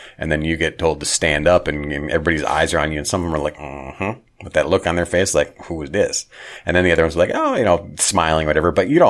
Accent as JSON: {"language": "English", "region": "Minnesota", "country": "United States", "tie": "born or raised there", "said": "growing up in Minnesota in a Lutheran background, not hardcore religious, but Lutheran."}